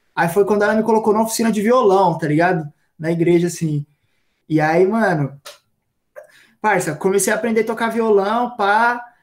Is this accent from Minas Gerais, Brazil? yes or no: no; Purá, Zona Sul, São Paulo, Brazil; eu cresci na Purá, né, mano? Que é uns bairros assim, tipo, parça, bem distante aqui na Zona Sul